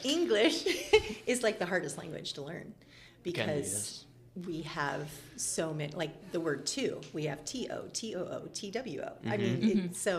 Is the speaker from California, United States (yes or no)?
no; Dalton, Ohio, United States; I grew up in Dalton, and so I've kind of always been in the Wayne County area